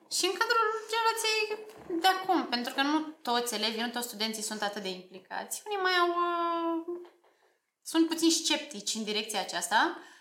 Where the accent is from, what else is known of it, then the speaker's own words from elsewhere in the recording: Slobozia, Ialomița County, Romania; moved away as an adult; now in Bucharest, Romania; sunt absolventa Liceului Tehnologic Alexandru Ioan Cuza din Slobozia